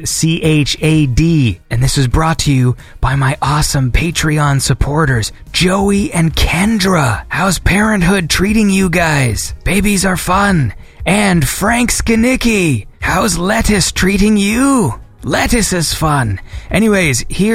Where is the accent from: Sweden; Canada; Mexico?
Canada; I am Canadian